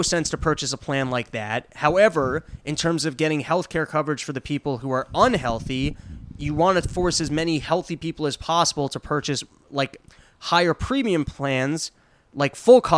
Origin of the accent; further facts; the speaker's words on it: Stamford, Connecticut, United States; In Stanford. In my hometown